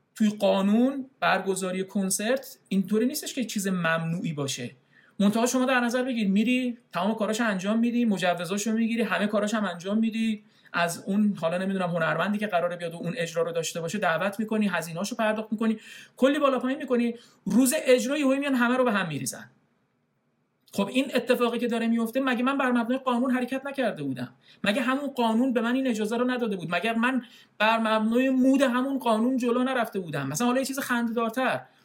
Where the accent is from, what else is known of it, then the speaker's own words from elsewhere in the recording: Iran; moved away as an adult; now in Canada; یه آدم خاورمیانه ای از ایرانم اومده